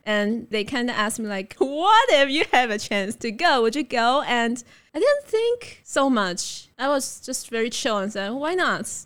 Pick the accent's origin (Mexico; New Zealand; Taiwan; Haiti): Taiwan; Taipei; also born or lived in Delta, Colorado / Beijing; I was born and raised in Taipei